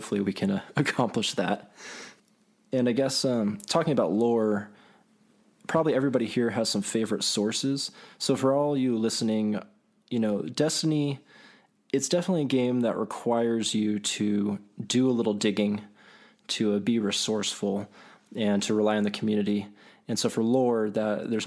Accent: Provo, Utah, United States; I'm from Utah, so Mountain West, Provo area

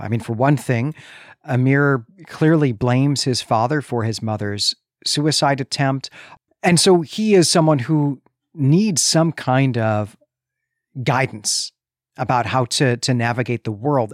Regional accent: Chicago, Illinois, United States; You can hear that I'm from Chicago

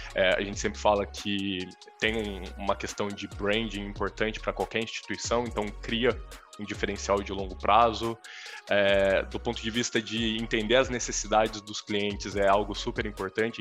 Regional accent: Campinas, São Paulo, Brazil; eu sou de Campinas, no interior de São Paulo

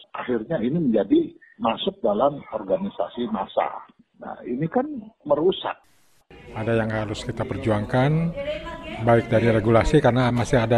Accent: Panjalu, West Java, Indonesia; kan pesan minta dikubur di kampung, di kampung saya kan di Panjalu

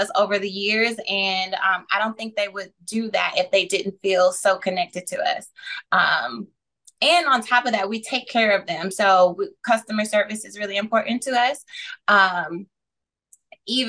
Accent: Flint, Michigan, United States; I am from Flint, Michigan

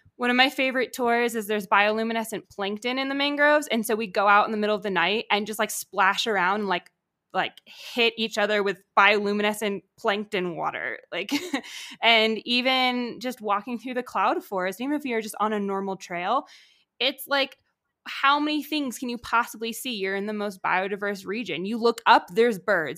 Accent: Connecticut, United States; moved away as an adult; also born or lived in Georgia; I grew up in Connecticut

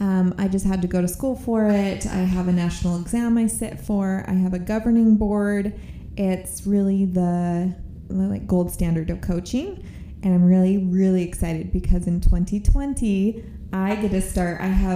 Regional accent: California, United States; born there; And I've been other places. I was born in California. I've been, you know, I'm not just one that's like born and raised. I love Utah.

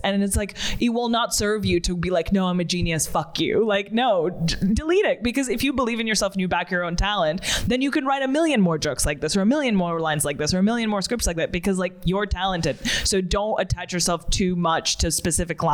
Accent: Russia; moved away; I'm originally from Russia

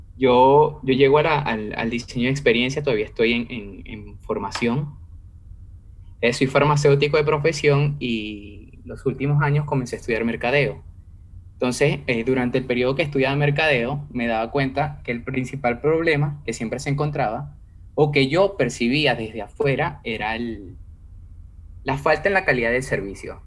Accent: Venezuela; yo soy de Venezuela

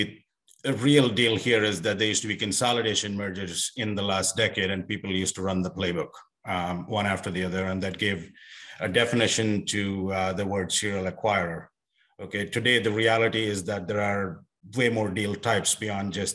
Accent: India; moved away as an adult; also born or lived in South Africa / Australia / Europe; now in United States; I was born and raised in India

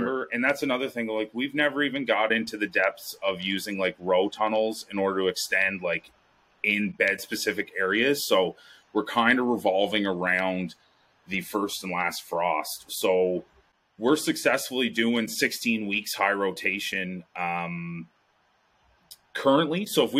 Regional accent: Ontario, Canada

